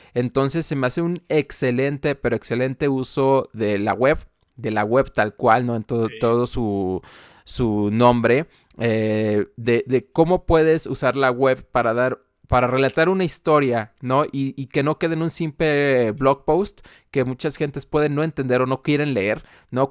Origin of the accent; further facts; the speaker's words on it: Guadalajara, Jalisco, Mexico; moved away; fui a Guadalajara, de donde yo soy